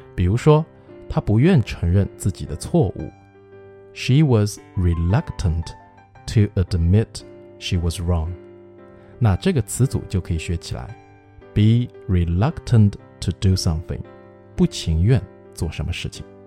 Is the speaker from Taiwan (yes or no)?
no; China; 我们中国人